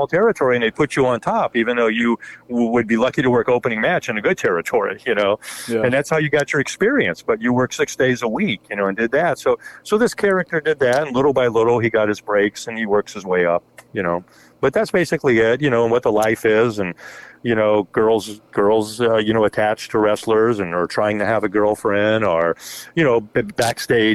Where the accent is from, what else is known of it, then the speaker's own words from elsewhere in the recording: Miami, Florida, United States; moved away as an adult; now in Kansas City, United States; I think we moved here to 5 or 6. And I was from Miami